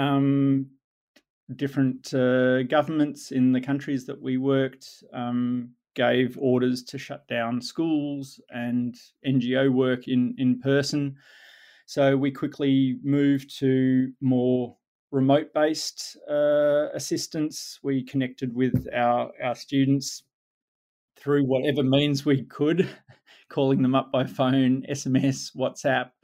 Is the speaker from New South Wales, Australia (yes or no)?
no; Melbourne, Victoria, Australia; I grew up in Melbourne, Australia